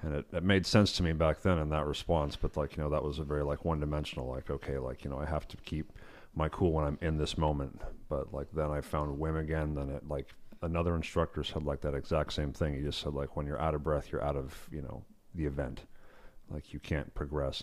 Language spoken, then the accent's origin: English; Yosemite, California, United States; started out in, uh, Yosemite. It's where I grew up